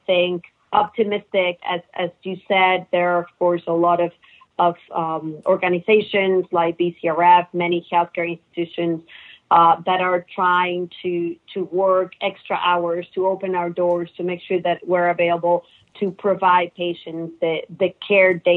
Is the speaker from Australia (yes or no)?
no; Mexico; moved away as an adult; also born or lived in Netherlands / St. Louis / Texas; now in United States; I was born and raised in Mexico